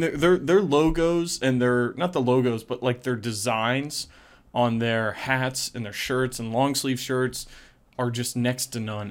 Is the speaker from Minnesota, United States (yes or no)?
no; West Virginia, United States